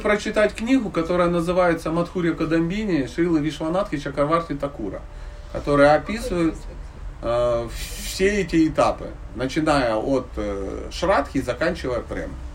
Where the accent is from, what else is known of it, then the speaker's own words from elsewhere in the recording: Dnipro, Dnipropetrovsk Oblast, Ukraine; Я родом из Днепропетровска